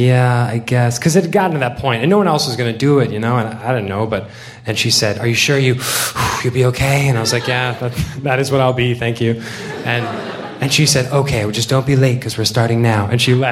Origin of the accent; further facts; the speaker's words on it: the South, United States; moved away as an adult; also born or lived in Illinois; I'm from the South